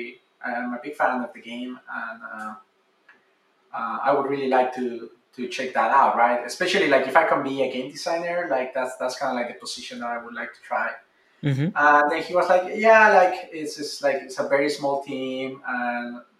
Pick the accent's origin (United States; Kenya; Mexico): Mexico; Mexico City; moved away; I'm originally from Mexico City